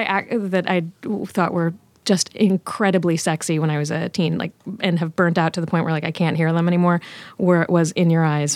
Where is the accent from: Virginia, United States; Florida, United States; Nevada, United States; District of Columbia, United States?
Virginia, United States; Richmond; Richmond, Virginia.